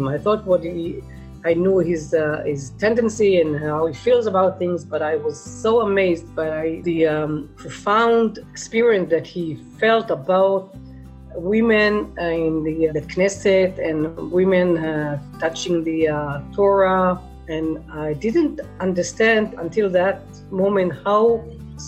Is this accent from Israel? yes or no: yes; Israel; now in Negev, Israel; I was born and raised in Kibbutz Palachim and left to the Negev at the age of 35.